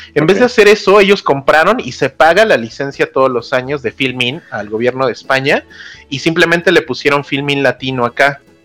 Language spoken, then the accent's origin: Spanish; Mexico